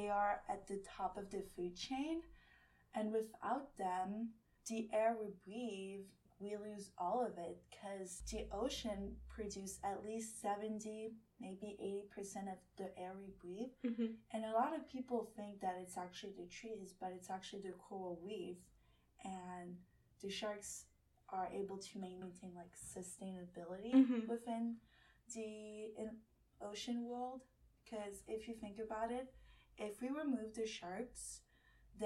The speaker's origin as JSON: {"language": "English", "country": "French Polynesia", "tie": "born or raised there", "moved": "yes", "lives_now": "Santa Barbara, United States", "said": "I grew up on the island of Moorea, which is right next to Tahiti."}